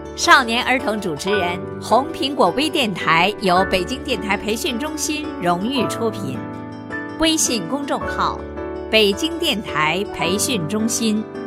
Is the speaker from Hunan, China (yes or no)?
yes; Xupu, Hunan, China; 今年七岁了。 我来自湖南怀化旭浦县， 是深度传媒苏秦老师的学生